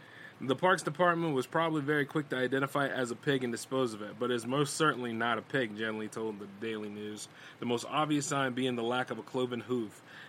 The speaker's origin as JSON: {"language": "English", "region": "Delaware", "country": "United States", "said": "I'm from Delaware"}